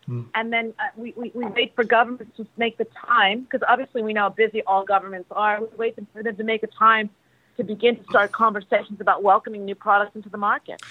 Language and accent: English; United States; I'm American